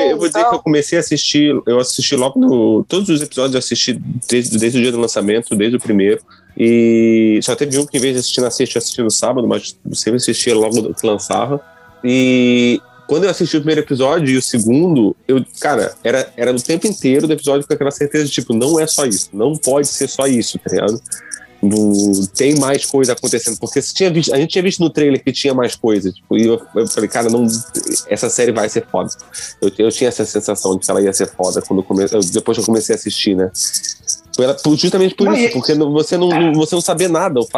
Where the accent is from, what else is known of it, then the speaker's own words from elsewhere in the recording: Rio de Janeiro, Brazil; also born or lived in Santa Catarina; now in Portugal; eu morei muito tempo no Rio de Janeiro, eu nasci lá e mudei para Santa Catarina, Santa Catarina e meu sotaque mudou.